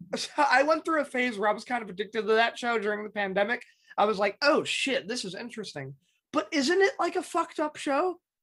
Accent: New York City, New York, United States; I grew up in the Bronx

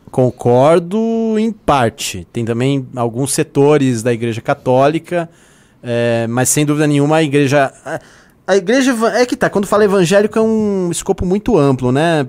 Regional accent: Brazil

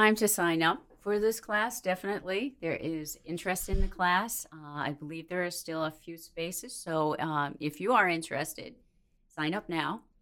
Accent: Minnesota, United States; moved away as an adult; now in New Bern, United States; So I hail from Minnesota.

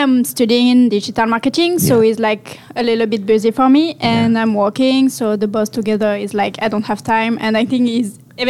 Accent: Marseille, Provence-Alpes-Côte d'Azur, France; English is a second language; moved away as an adult; now in Vancouver, Canada; So I'm from France. I'm from South of France, so Marseille, and it's the best city in the world.

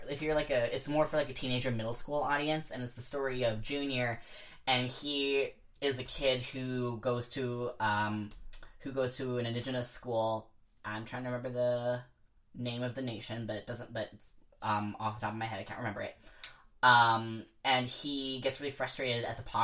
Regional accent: Bella Bella, British Columbia, Canada; in Bella Bella, where I grew up

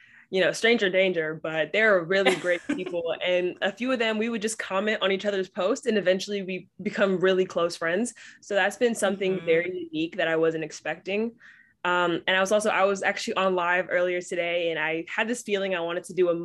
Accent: Bay Area, California, United States; I'm from Bay Area, California

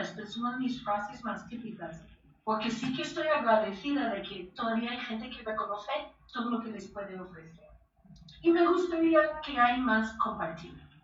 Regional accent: United States; now in Spain; soy americana

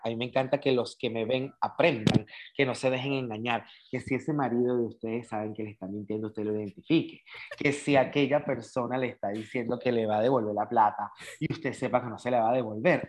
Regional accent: El Tigre, Anzoátegui, Venezuela; also born or lived in San Fernando, Trinidad and Tobago / Caracas, Venezuela; Yo digo que yo soy del Tigre, Estado Anzuategui, Venezuela.

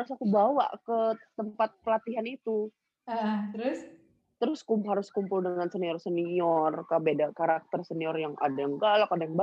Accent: Batam, Riau Islands, Indonesia; waktu aku ikut uh, daerah daerahku Batam dulu kan aku ikut Kepri toh

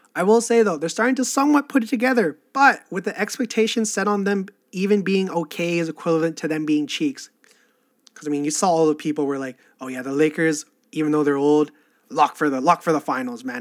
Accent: Canada; I'm Canadian

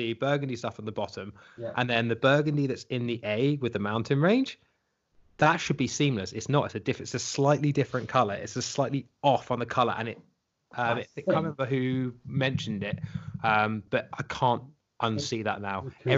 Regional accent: United Kingdom; given that we are in Britain and we are British.

